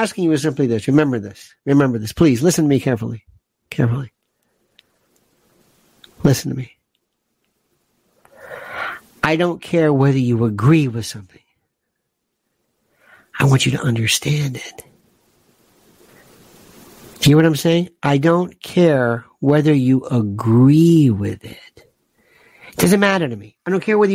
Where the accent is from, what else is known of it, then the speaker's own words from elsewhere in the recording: United States; I am an American.